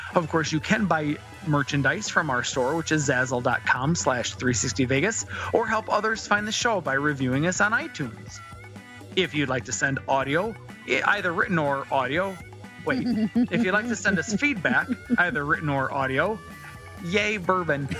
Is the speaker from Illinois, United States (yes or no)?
no; Southwest Michigan, United States; 269 is the area code of the area of which I grew up in in Southwest Michigan